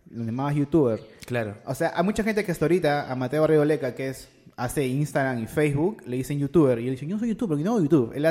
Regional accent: Peru; moved away as an adult; also born or lived in United States / San Francisco; yo regresé acá a ser patria

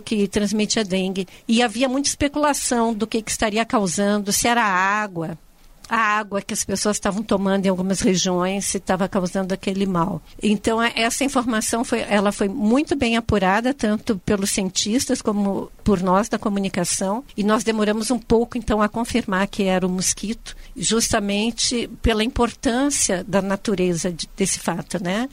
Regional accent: Rio Grande do Sul, Brazil; eu sou gaúcha

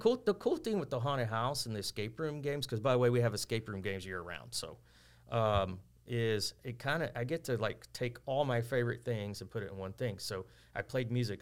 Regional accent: Texas City, Texas, United States; I grew up here. I went to school in Lamarck, but I grew up in West Texas City

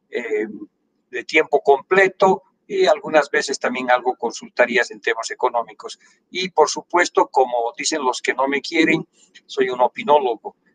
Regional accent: Villazón, Potosí, Bolivia; moved away; also born or lived in La Paz, Bolivia / Rio de Janeiro, Brazil; Villazón, pero nacido en La Paz, o registrado en La Paz y este, este, estudiado en la Escuela Pública Cornelio Saavedra eh, de, Villazón, del cual soy muy orgulloso.

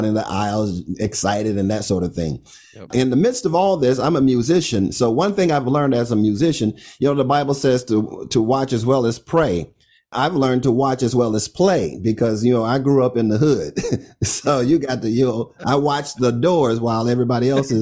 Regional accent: Orlando, Florida, United States; moved away as an adult; also born or lived in Miami

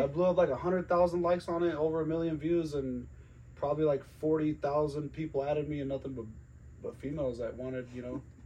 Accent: Glenwood Springs, Colorado, United States; now in Greeley, United States; I'm originally from the Western Slope. Glenwood Springs

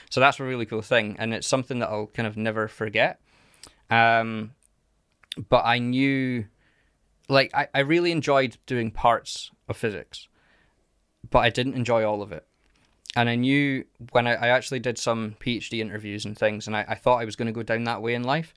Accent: Carnoustie, Scotland, United Kingdom; I grew up in a little place called Carnoustie

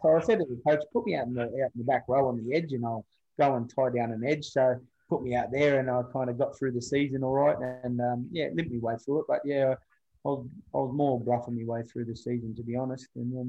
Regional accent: Parramatta, New South Wales, Australia; So I come from Parramatta, which was, you're in the big smoke down there in Sydney, out west

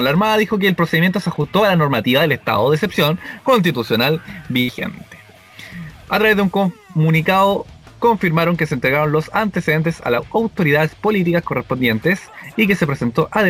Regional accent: Viña del Mar, Valparaíso, Chile; De Viña, perro, yo soy de Viña. Verdad, nacido y criado en Viña.

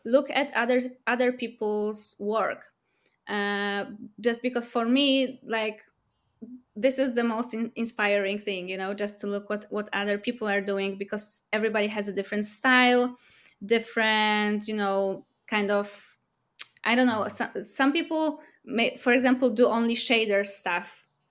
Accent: Warsaw, Masovian Voivodeship, Poland; we're from Warsaw, Poland

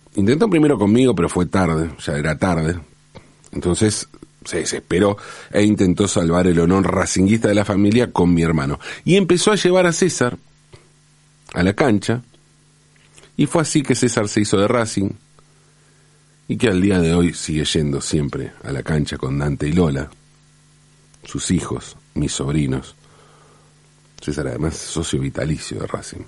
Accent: Buenos Aires, Argentina; also born or lived in Valentín Alsina, Buenos Aires Province; En el 74 nos mudamos de Valentina Alcina, donde nacieron mi mamá y papá, donde nacimos mi hermano y yo. nos mudamos de Valentín Cine a Pompeya, ¿no? A la capital

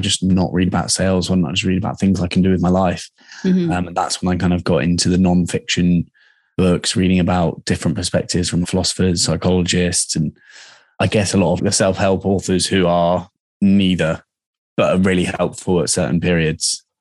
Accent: Dorset, South West England, United Kingdom; moved away as an adult; also born or lived in Australia / Bali; now in London, United Kingdom; I grew up in Dorset

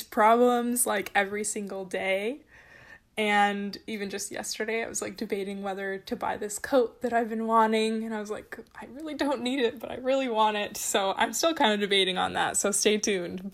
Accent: California, United States; moved away as an adult; also born or lived in Boston; I'm originally from California

